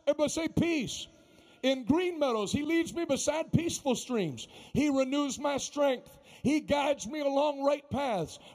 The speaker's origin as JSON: {"language": "English", "town": "Pittsburgh", "region": "Pennsylvania", "country": "United States", "tie": "born or raised there", "said": "I grew up in Pittsburgh, you know, I know Pittsburgh people"}